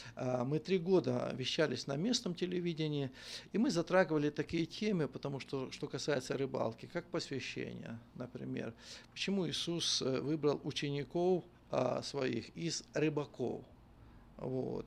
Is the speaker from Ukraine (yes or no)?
yes; Ternopil Oblast, Ukraine; moved away as an adult; now in Volgograd, Russia; я родился на Украине, есть город такой Тернополь, в Тернопольской области, село Иванковцы